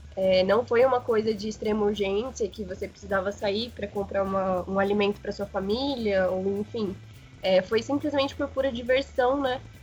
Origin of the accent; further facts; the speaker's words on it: Gravataí, Rio Grande do Sul, Brazil; moved away as an adult; now in São Paulo, Brazil; eu sou natural do Rio Grande do Sul, nasci em Gravataí e estou morando em São Paulo já tem 14, 15 anos.